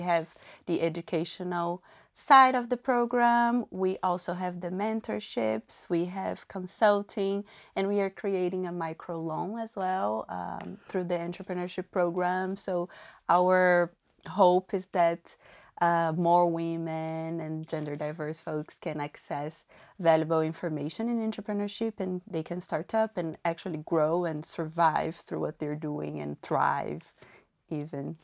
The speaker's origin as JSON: {"language": "English", "region": "Paraíba", "country": "Brazil", "tie": "born or raised there", "moved": "yes", "lives_now": "Halifax, Canada", "said": "I'm from Paraíba, which is the northeast part of Brazil"}